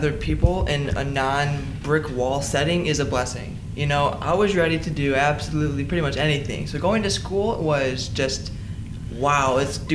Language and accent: English; Ohio, United States; I grew up in Charlton, Ohio